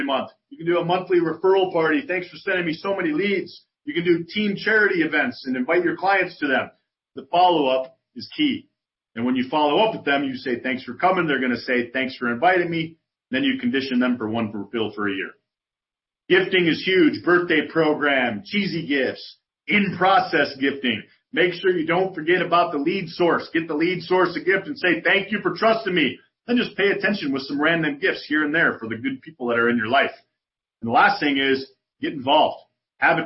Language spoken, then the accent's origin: English; Chicago, Illinois, United States; now in San Antonio, United States; I'm from Chicago. I live in San Antonio